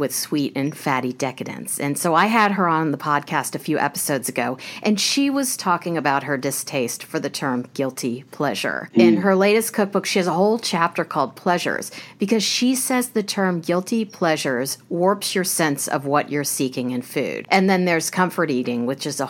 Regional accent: Kansas, United States; I grew up in Kansas with little or no pasta

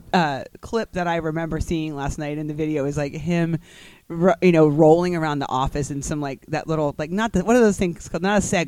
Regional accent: South Carolina, United States; and I'm not Indian. And I was raised and born and raised in South Carolina. That's all I know.

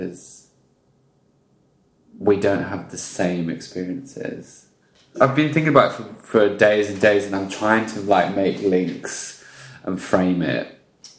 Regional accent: Welsh, Wales, United Kingdom; now in Australia; I am Welsh

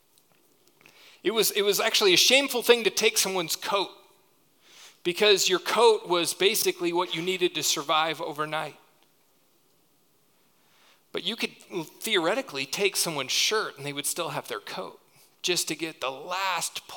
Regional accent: United States; we do as American Christians

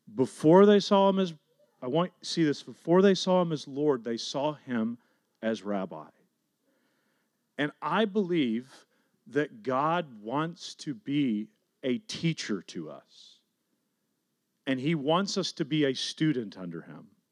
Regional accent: Garland, Texas, United States; the neighborhood that I grew up in. And so I was driving around South Garland

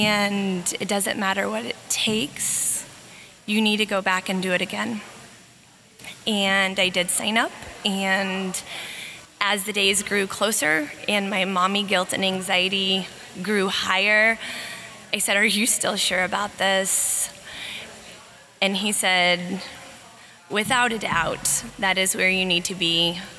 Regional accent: Kansas City, Missouri, United States; I'm from Kansas City, Missouri, and I practice outpatient general pediatrics.

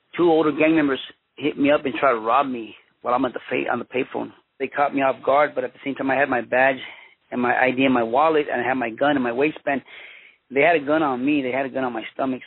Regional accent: Los Angeles, California, United States; also born or lived in Mexico / Huntington Park / Boyle Heights; I was born in Mexico, but I was uh, raised in Los Angeles, California. My parents came to the United States when I was uh, one year old.

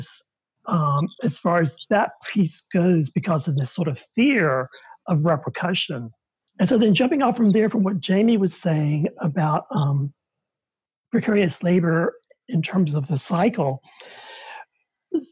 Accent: the South, United States; as an openly gay man growing up in the South

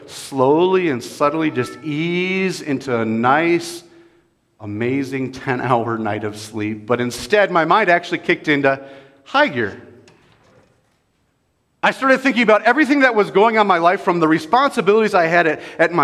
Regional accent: California, United States; moved away as an adult; now in Colorado, United States; I'm actually from California.

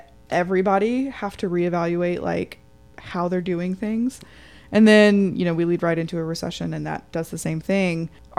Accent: Atlanta, Georgia, United States; now in Chattanooga, United States; I'm from Atlanta.

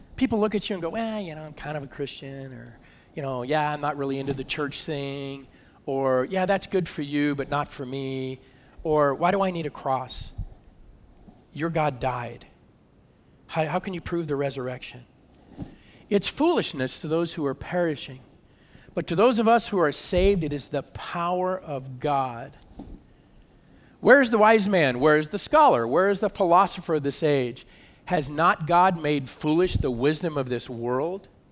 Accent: California, United States; moved away as an adult; also born or lived in Michigan; I'm from California

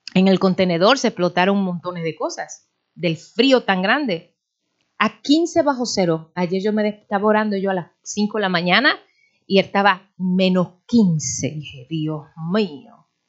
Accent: Dominican Republic; moved away

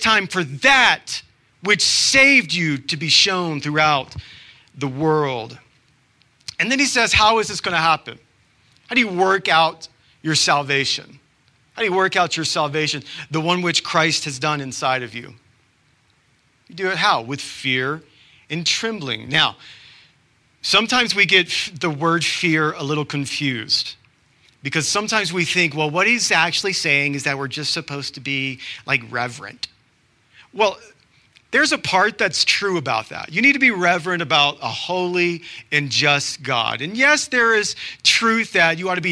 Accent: Georgia, United States; now in Utah, United States; I'm from Georgia.

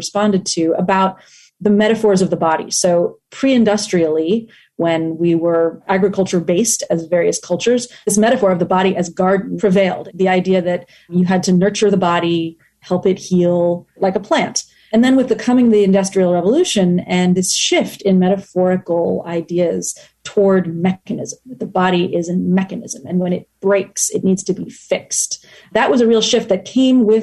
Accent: United States; also born or lived in Tokyo, Japan; I am the American daughter-in-law of a Japanese family

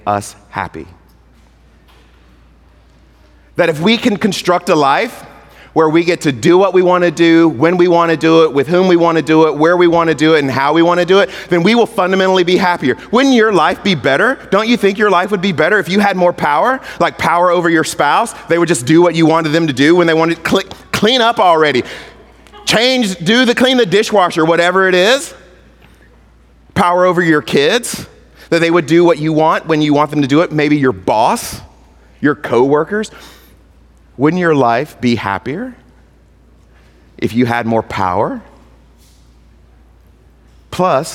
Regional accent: Mississippi, United States; I'm from Mississippi

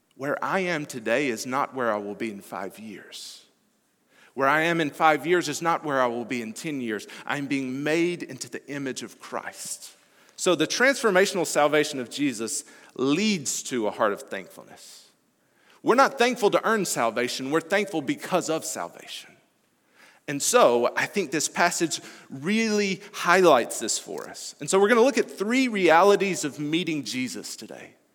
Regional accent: Alabama, United States; moved away; I'm originally from Alabama

